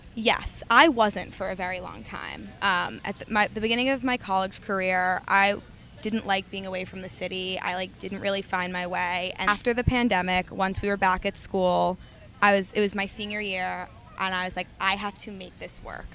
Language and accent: English; New York City, New York, United States; born and raised in Manhattan, the West Village